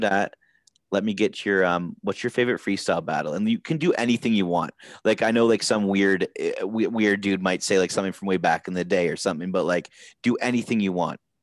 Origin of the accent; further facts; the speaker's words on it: Canada; we're Canadian.